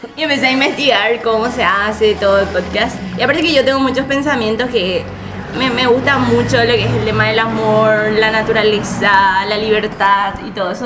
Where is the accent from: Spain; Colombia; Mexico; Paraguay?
Paraguay; somos paraguayos